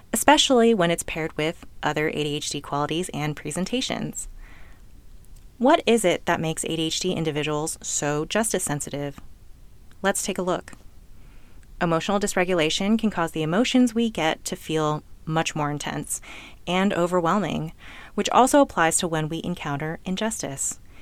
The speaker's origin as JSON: {"language": "English", "region": "California", "country": "United States", "tie": "born or raised there", "said": "I was born in California to two well-educated, financially stable immigrant parents, and I lived in an upper middle class neighborhood"}